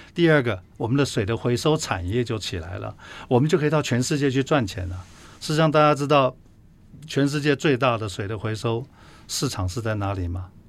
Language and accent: Chinese; Taiwan; 我们台湾人